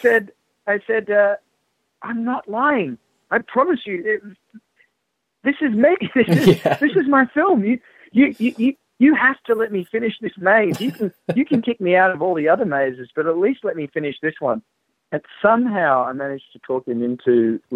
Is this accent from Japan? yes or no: no; Australia; I'm Australian